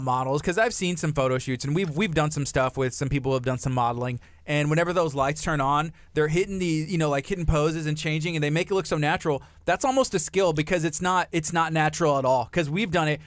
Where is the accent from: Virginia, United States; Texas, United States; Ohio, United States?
Texas, United States; La Marque; I was raised in Lamarck